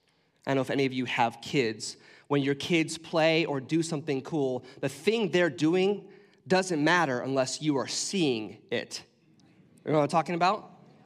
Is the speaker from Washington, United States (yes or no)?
yes; Washington, United States; I grew up in Central Washington, and I grew up snowboarding and hiking out in the snow.